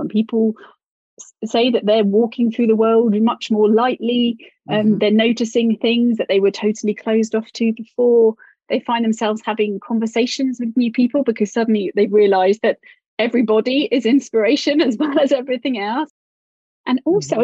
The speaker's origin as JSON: {"language": "English", "country": "United Kingdom", "said": "especially being British"}